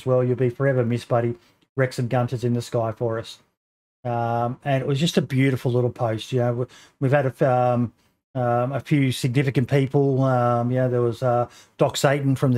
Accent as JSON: {"language": "English", "country": "Australia", "said": "me being an Aussie"}